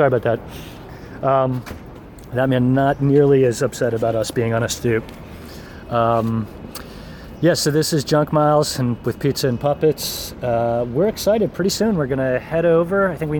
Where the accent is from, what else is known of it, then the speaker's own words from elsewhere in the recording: New Jersey, United States; Growing up in New Jersey